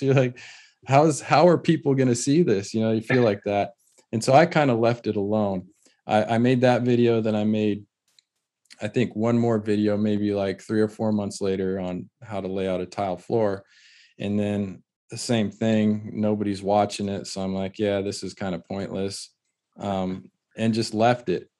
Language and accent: English; California, United States; in our area, growing up in California, there's always been a lot of pride around, uh, the tile trade